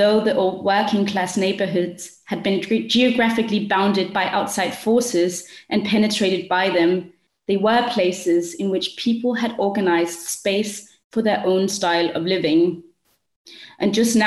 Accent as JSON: {"language": "English", "country": "Denmark", "tie": "born or raised there", "also_born_or_lived": "South Africa", "said": "I'm with you from Denmark. I've grown up here. I've studied and lived in South Africa for 5 years"}